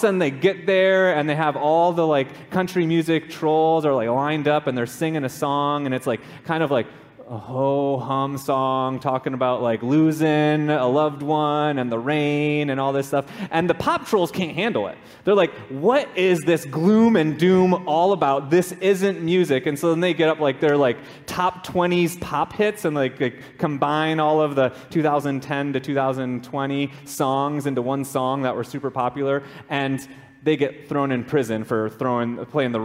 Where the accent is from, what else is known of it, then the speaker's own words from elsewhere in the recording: Minnesota, United States; moved away as an adult; also born or lived in California / Raleigh-Durham, North Carolina; now in Hawaii, United States; I grew up in Minnesota